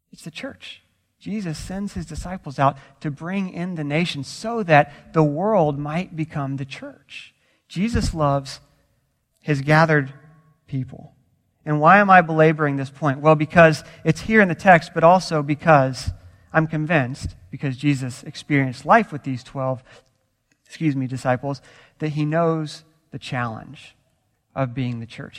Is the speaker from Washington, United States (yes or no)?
no; Florida, United States; now in California, United States; I grew up in Florida